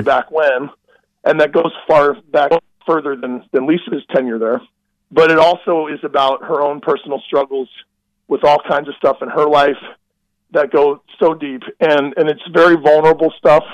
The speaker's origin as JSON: {"language": "English", "region": "Midwest", "country": "United States", "said": "I'm from the Midwest"}